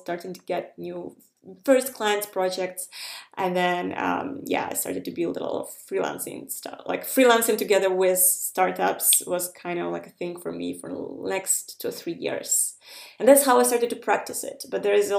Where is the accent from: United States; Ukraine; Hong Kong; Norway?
Ukraine; moved away as an adult; also born or lived in Estonia; I'm coming from Ukraine, where people usually just are very crafty